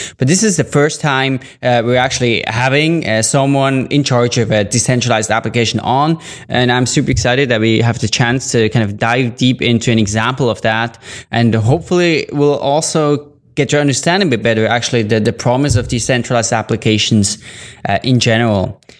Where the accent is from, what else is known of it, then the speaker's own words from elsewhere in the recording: Ukraine; And I'm … from Ukraine.